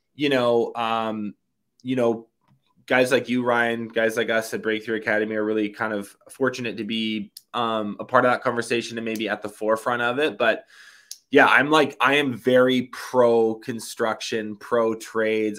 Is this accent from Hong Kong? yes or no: no; Canada; also born or lived in Kelowna, British Columbia; I live in Kelowna, B C. I'm Canadian